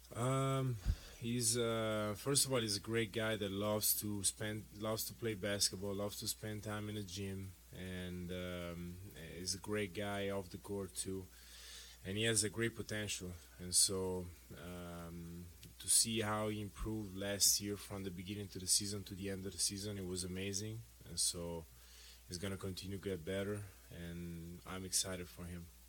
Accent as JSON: {"language": "English", "country": "Italy", "tie": "born or raised there", "moved": "yes", "said": "growing up in Italy uh, with that culture"}